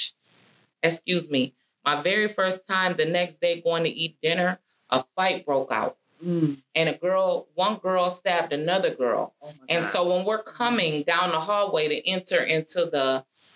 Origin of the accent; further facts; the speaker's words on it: Minnesota, United States; I was in from Minnesota